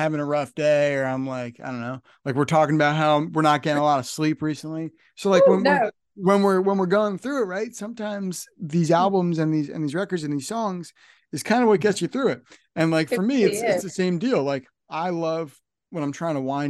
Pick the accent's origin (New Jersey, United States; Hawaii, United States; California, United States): New Jersey, United States; Northern; I'm from Northern New Jersey here